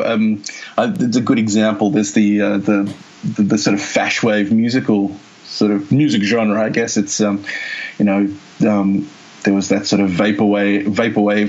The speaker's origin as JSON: {"language": "English", "country": "Australia", "moved": "as an adult", "lives_now": "United Kingdom", "said": "I'm from Australia originally. I mean, I'm a British citizen"}